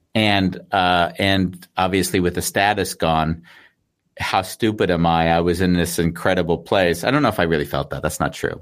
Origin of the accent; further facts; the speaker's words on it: United States; moved away; also born or lived in Sydney, Australia / Austria; I'm an American